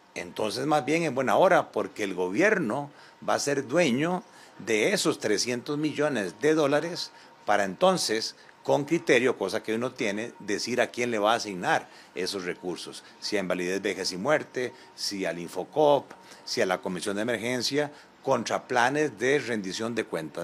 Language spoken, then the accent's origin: Spanish; Costa Rica; como costarricenses